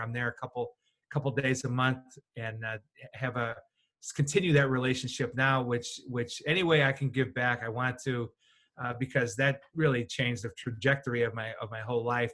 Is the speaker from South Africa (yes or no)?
no; Chicago, Illinois, United States; moved away; Chicago, sir, White Sox, not Cubs